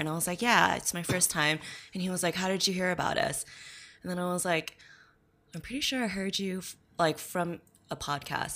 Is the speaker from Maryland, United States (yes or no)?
no; Redlands, California, United States; also born or lived in Texas; now in Loma Linda, United States; I live in Loma Linda. Grew up in Redlands, though